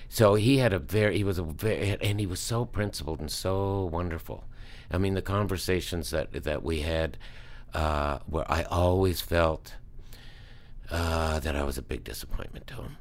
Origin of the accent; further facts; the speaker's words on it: Halifax, Nova Scotia, Canada; moved away; Neptune Theater, which is my hometown theater